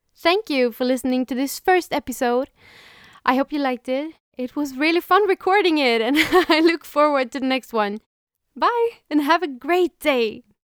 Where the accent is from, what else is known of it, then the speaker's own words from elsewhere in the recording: Sweden; first language Swedish; English is a second language; First of all, English is not my native language. I'm from Sweden, so it would be more natural to speak in Swedish.